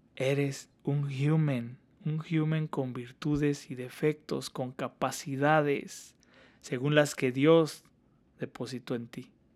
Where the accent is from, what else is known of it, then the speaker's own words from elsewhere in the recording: Hidalgo, Mexico; moved away as an adult; also born or lived in Washington State, United States; now in Washington, United States; yo soy del centro de México, para ser más exactos de Hidalgo